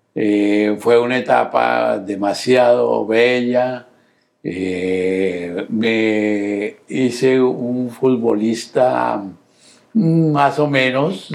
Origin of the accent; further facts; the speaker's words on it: Bogotá, Colombia; nací en Bogotá, Colombia